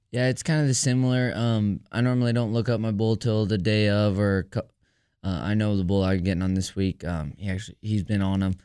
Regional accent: Geneseo, New York, United States; now in Sulphur Springs, United States; I'm from actually upstate New York, and I live in Sulphur Springs, Texas now

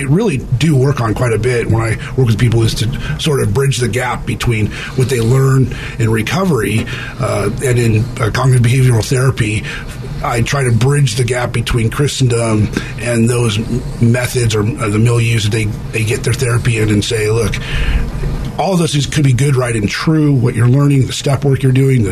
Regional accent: California, United States; I was from California, came back to California

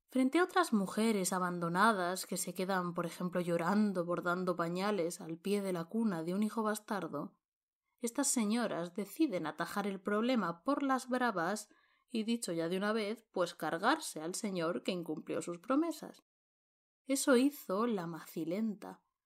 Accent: Montealegre del Castillo, Castilla-La Mancha, Spain; la misma advocación de la Virgen que es patrona de mi pueblo, de Montealegre del Castillo

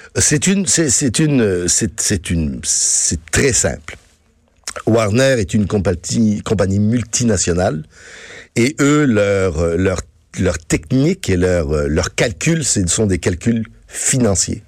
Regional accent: France; now in Quebec, Canada; je suis né en France, oui, mes parents étaient français

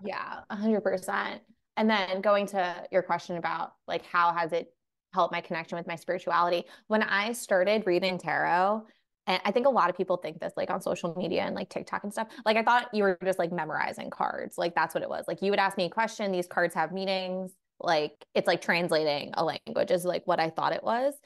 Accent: New York, United States; I'm from New York. I grew up like Irish Catholic family. My mom is from the Philippines

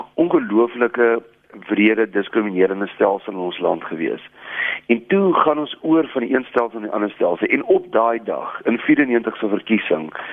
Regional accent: South Africa

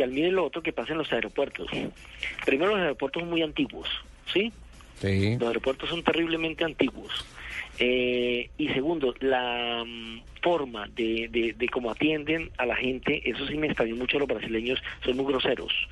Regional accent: Colombia; Por ejemplo, nosotros que nos vinimos de Colombia no pagamos exceso de peso.

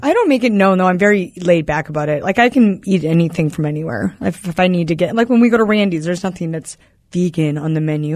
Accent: Wisconsin, United States; I grew up in Wisconsin.

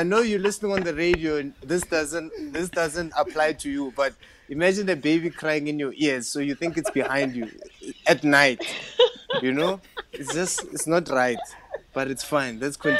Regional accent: Limpopo, South Africa; I can go, I'm from Limpopo, and I go, because I'm from Limpopo, you know, we do this.

